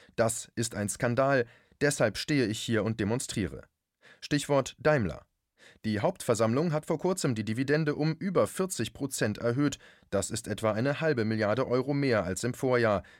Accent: Germany; bei uns in Deutschland

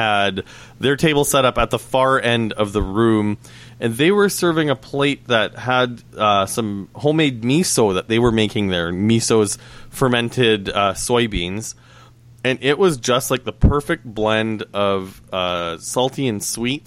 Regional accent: Saskatchewan, Canada; now in Toronto, Canada; Growing up in Saskatchewan

